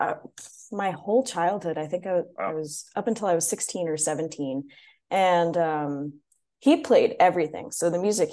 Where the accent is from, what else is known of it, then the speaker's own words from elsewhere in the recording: New York, United States; I'm from New York